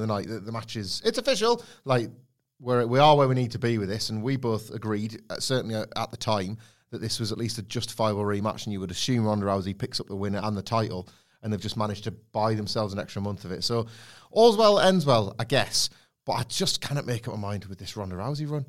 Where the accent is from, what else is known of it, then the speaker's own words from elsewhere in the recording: Redditch, West Midlands, United Kingdom; Redditch, where I was born.